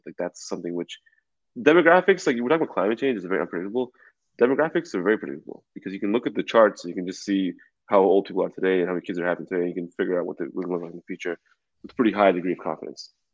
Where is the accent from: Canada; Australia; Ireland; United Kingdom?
Canada; now in United States; as a Canadian, you know, someone from Vancouver, or from Toronto